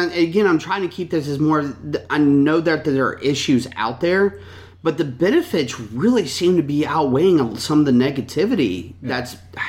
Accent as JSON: {"language": "English", "area": "Chesterfield County", "region": "Virginia", "country": "United States", "tie": "born or raised there", "said": "I grew up in Chesterfield County."}